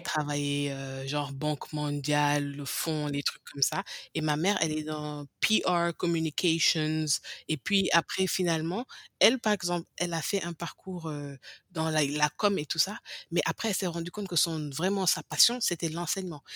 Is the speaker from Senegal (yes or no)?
yes; Senegal; first language English; French is a second language; moved away as an adult; now in United States; le français, j'ai commencé à parler le français peut-être vers 5 ans, 4 ans, bien que j'ai grandi au Sénégal